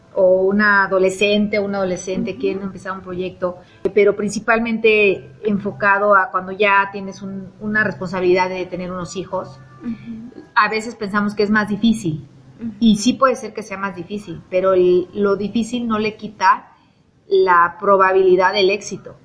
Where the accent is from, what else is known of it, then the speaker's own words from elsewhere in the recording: Mexico City, Mexico; moved away as an adult; also born or lived in Barcelona, Spain; now in Puebla, Mexico; soy de la Ciudad de México